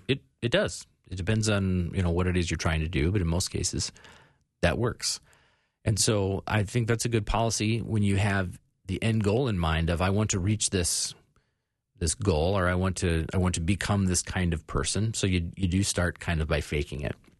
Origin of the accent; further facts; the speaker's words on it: Phoenix, Arizona, United States; I grew up in Phoenix in the eighties.